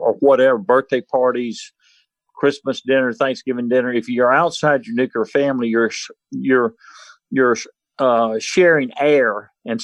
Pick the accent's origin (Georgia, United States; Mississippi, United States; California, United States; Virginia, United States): Mississippi, United States; Mississippi Gulf Coast, United States; I grew up on the Mississippi Gulf Coast when Hurricane Camille hit